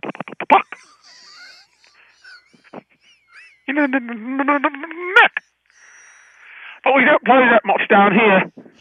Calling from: Minnesota, United States; I'm calling from Minnesota.

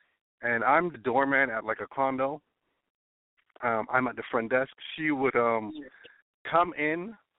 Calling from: Florida, United States; Oh, well, I'm calling from Florida. I'm 35.

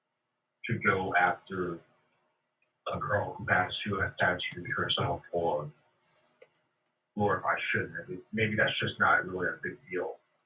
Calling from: Baltimore, Maryland, United States; from Maryland, Baltimore.

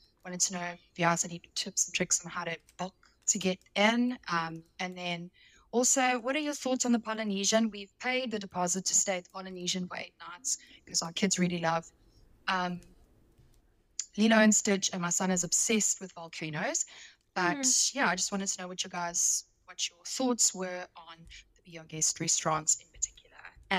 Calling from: South Africa; Hey there. … I'm from South Africa.

